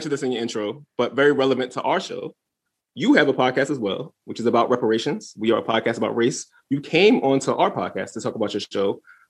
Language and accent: English; Philadelphia, Pennsylvania, United States; now in Washington, D.C., United States; this was all Philly, Jawn. Shout out to my hometown.